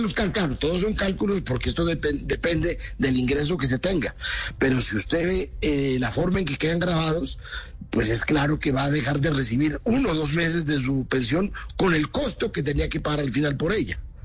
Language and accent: Spanish; Nariño, Colombia; en mi tierra, en Nariño